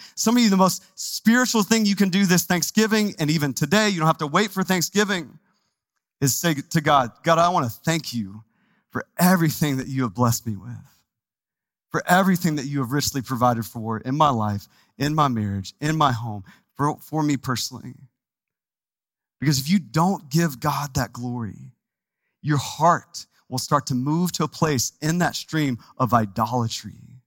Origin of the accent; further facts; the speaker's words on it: Texas, United States; now in Phoenix, United States; I'm from Texas, and so you got to say it like with a Texas accent